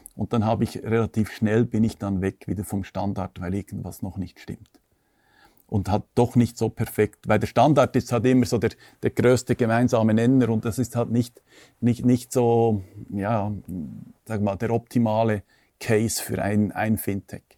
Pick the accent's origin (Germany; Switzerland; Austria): Switzerland; bei uns in der Schweiz